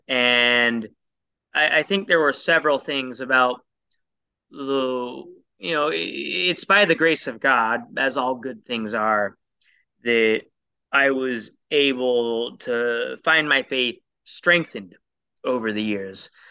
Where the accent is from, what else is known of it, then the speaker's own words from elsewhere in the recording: Portland, Oregon, United States; I grew up in Portland, Oregon